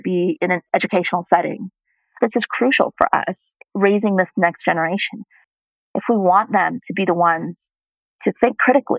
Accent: United States; moved away; I was born and raised in the United States

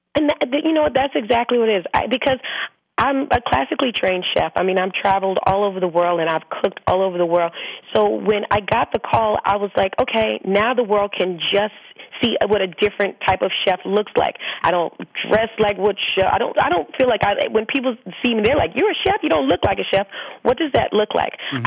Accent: the South, United States; growing up in the South, I mean, we barbecue year round.

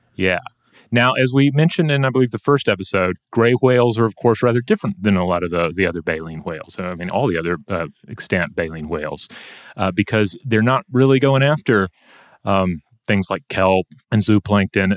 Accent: Georgia, United States; my home state of Georgia

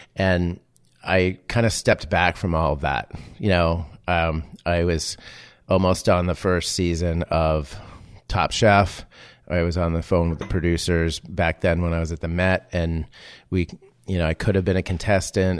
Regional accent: Amesbury, Massachusetts, United States; moved away as an adult; also born or lived in Los Angeles; coming from small town Amesbury, Massachusetts

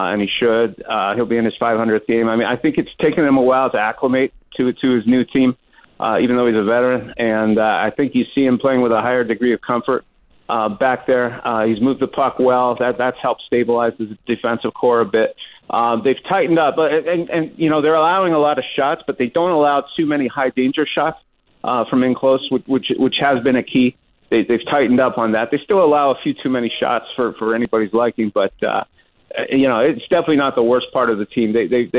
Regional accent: Montreal, Quebec, Canada; now in Seattle, United States; I grew up in Montreal

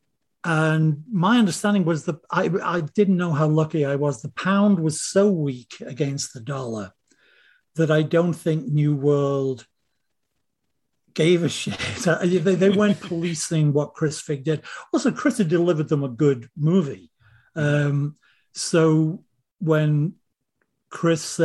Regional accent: Liverpool, North West England, United Kingdom; moved away; We're all from Liverpool.

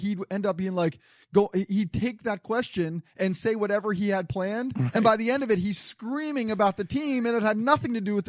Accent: New Jersey, United States; moved away; I grew up in New Jersey

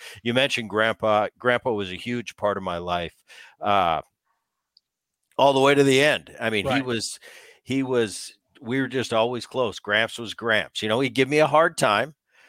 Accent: Medford, New Jersey, United States; And we grew up in New Jersey and in that little town of Medford

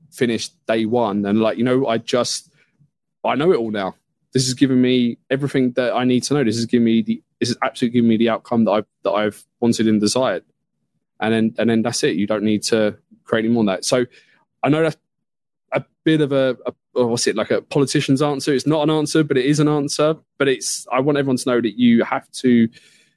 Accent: United Kingdom; being a Brit here

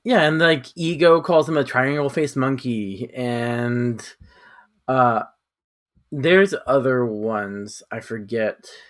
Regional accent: California, United States; I'm from California

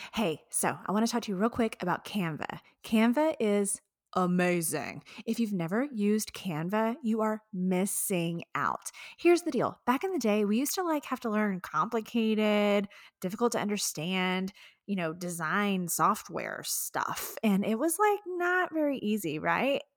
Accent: Houston, Texas, United States; Houston, Texas, right here in my hometown

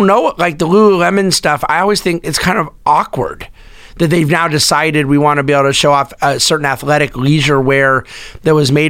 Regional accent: United States; being an American

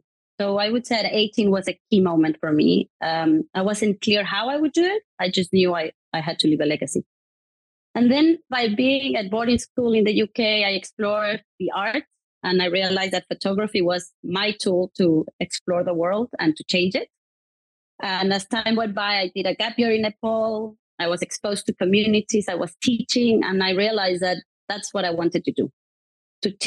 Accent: Mexico; now in United Kingdom; I was brought up in Mexico, which I love my country

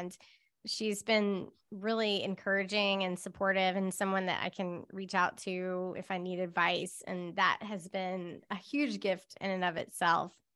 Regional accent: Charlotte, North Carolina, United States; moved away; I grew up in Charlotte

